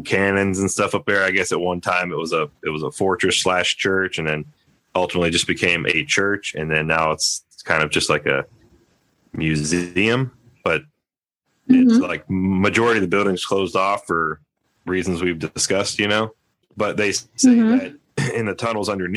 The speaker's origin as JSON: {"language": "English", "region": "Ohio", "country": "United States", "tie": "born or raised there", "moved": "yes", "said": "from my hometown, though, I'm from back east in Ohio"}